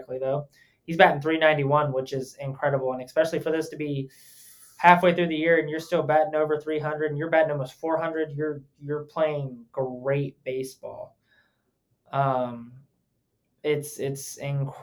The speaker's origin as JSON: {"language": "English", "region": "Ohio", "country": "United States", "said": "we're from Ohio or I'm from Ohio"}